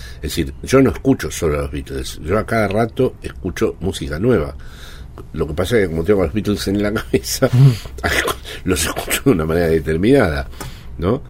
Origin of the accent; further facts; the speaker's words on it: Argentina; now in Spain; siempre digo que soy argentino